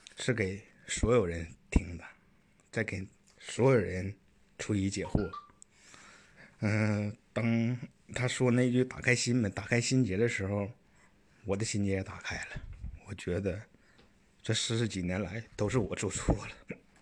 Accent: Shenyang, Liaoning, China; 我是来自东北沈阳的

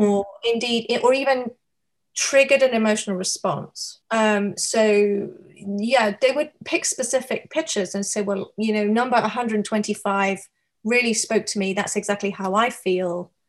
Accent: United Kingdom; also born or lived in New York; now in Seattle, United States; I am a British artist living and working in Seattle, Washington, on the west coast of the US

